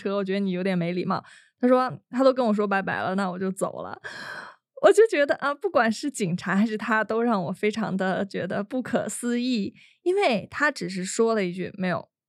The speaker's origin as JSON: {"language": "Chinese", "country": "China", "said": "可能我说这个猎奇只是对于我们来自那个中国大陆的人来说，但对大家来说可能已经很习惯了。"}